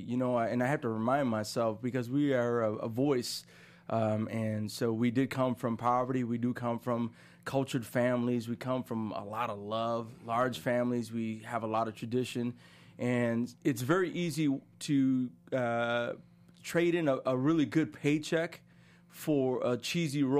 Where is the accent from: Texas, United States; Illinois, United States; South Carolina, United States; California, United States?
Illinois, United States; Chicago; growing up in Chicago